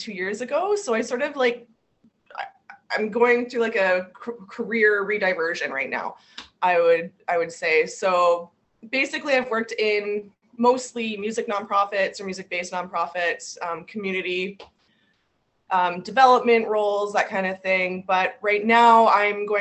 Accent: St. Catharines, Ontario, Canada; I was born and raised in St. Catharines, Ontario

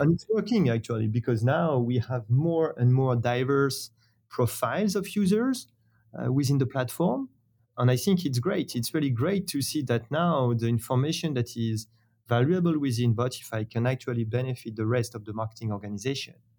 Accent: France; accent: French; English is a second language; founded in France, as you have probably understood thanks to my, my accent.

